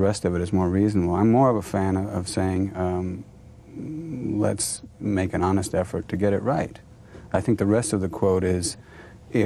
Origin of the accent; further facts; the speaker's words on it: United States; I'm an American